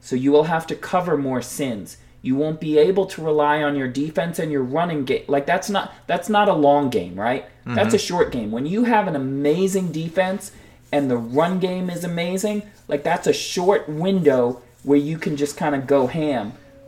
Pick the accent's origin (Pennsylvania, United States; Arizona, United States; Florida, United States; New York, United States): Pennsylvania, United States; born there; you know, I was born in Pennsylvania, and so that was always my kind of, you mm-hmm. know, secondary team.